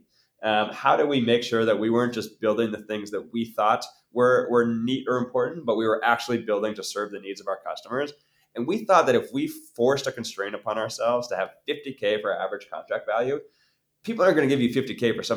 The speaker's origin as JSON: {"language": "English", "region": "Maine", "country": "United States", "tie": "born or raised there", "said": "I grew up in Maine"}